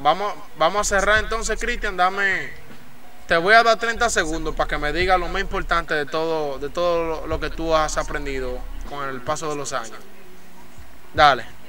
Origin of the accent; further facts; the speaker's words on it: San Juan de la Maguana, San Juan, Dominican Republic; somos gente de San Juan. Entonces tú estás hablando con un sanjuanero.